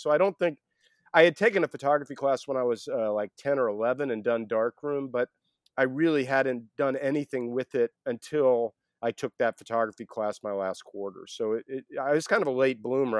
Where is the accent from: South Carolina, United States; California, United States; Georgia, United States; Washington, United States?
Georgia, United States; Atlanta; I grew up in Atlanta